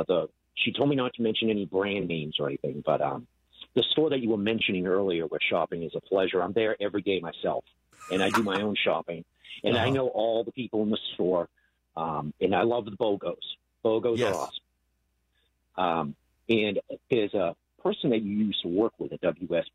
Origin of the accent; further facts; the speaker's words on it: Massachusetts, United States; now in Sorrento, Florida, United States; I'm from Massachusetts originally